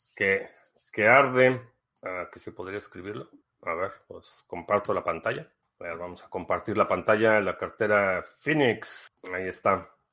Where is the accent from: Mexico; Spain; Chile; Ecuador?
Mexico; crecí en México